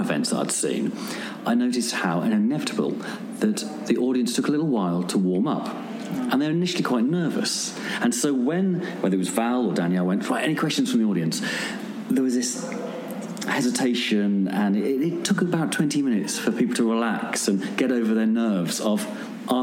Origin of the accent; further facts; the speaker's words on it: Birmingham, West Midlands, United Kingdom; in Birmingham, my hometown